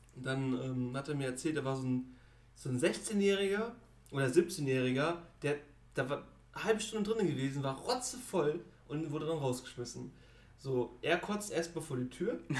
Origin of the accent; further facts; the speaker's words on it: Germany; wir sind Deutsche